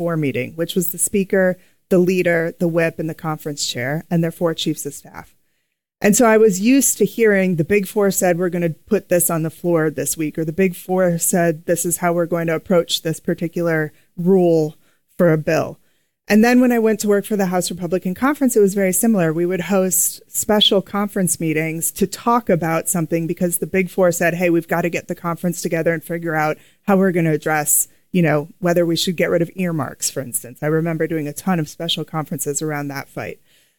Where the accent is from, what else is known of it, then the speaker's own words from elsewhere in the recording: Minnesota, United States; moved away as an adult; my hometown congressman from Minnesota's office.